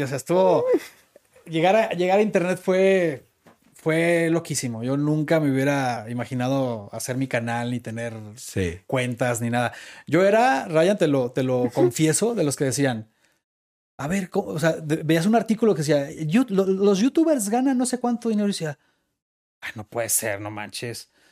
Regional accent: Guadalajara, Jalisco, Mexico; soy tapatío

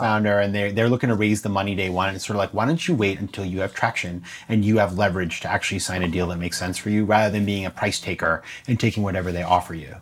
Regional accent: Maine, United States; my hometown in Maine

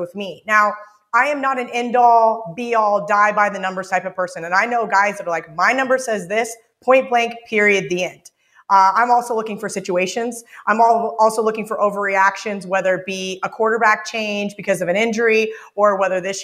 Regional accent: Kansas, United States; moved away as an adult; now in Las Vegas, United States; I grew up in Kansas.

